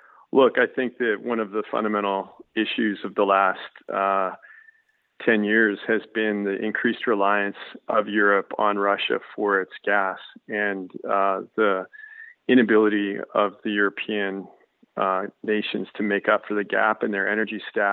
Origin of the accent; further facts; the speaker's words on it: Canada; as a Canadian